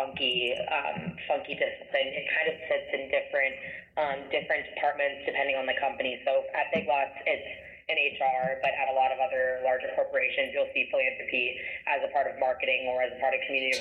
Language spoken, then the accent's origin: English; Columbus, Ohio, United States; also born or lived in Oxford, Ohio; I grew up in Columbus and, you know, always loved Columbus. I was very passionate about this city, which I'm back in now.